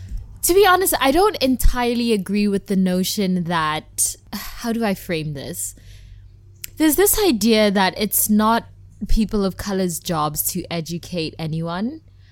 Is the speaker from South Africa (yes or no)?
yes; South Africa; And just the fact that I'm South African, but I don't feel South African because I haven't really lived there much, like, that affects my Blackness.